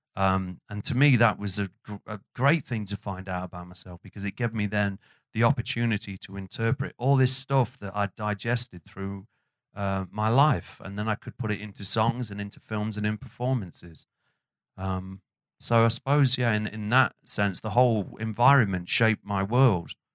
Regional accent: Burton upon Trent, West Midlands, United Kingdom; the area that I grew up in, which was a housing estate called Windsor

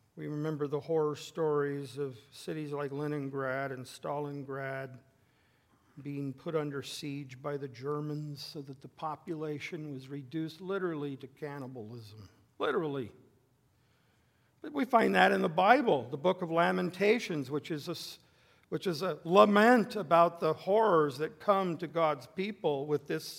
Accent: the West, United States; moved away; where I grew up in the West

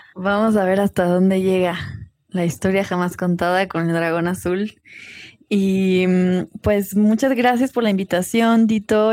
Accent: Cuernavaca, Morelos, Mexico; now in Tepoztlán, Mexico; crecí en Cuernavaca y ahora vivo en Tepoztlán

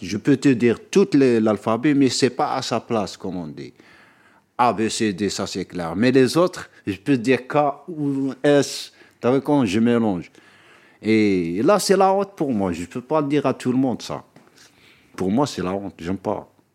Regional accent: Béni Saf, Aïn Témouchent Province, Algeria; moved away as an adult; now in Paris, France; je suis algérien d'origine, j'ai grandi en Algérie, dans une province qui s'appelle Binissaf

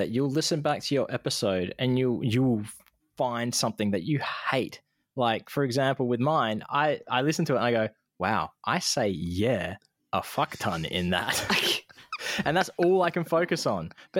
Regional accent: Iowa, United States; I'm aware that I am actually from Iowa and not Idaho, like some people.

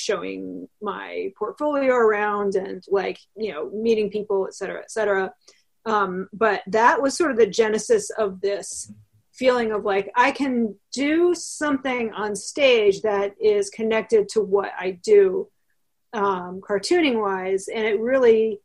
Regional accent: East Coast, United States; also born or lived in Chicago; now in New York, United States; I grew up on the East Coast

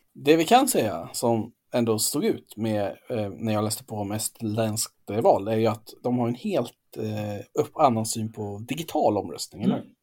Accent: Gotland, Sweden; jag är ju från Gotland

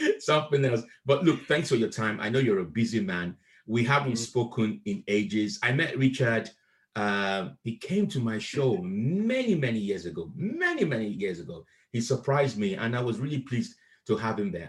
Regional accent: Nigeria; also born or lived in Akure; now in United Kingdom; I was raised in Nigeria

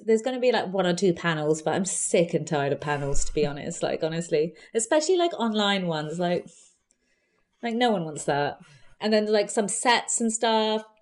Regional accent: London, United Kingdom; also born or lived in Feltham; I grew up in Southall and Hounslow.

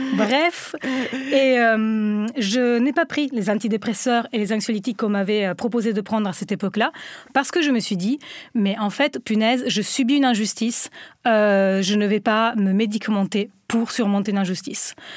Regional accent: Italy; French is a second language; moved away as an adult; now in France; je viens d'Italie et j'ai vécu dans une Italie conservatrice, une Italie berlusconienne

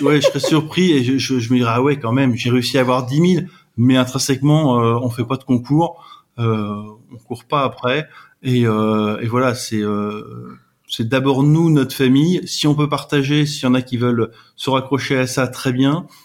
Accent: France; on est, on est des Français

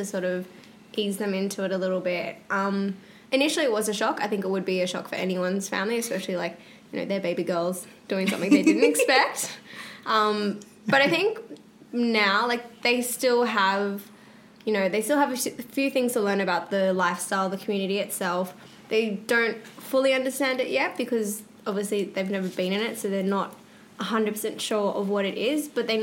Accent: Australia; interacting as an Aussie

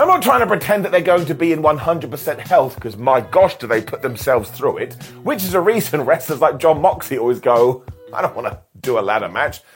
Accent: United Kingdom; us British idiots

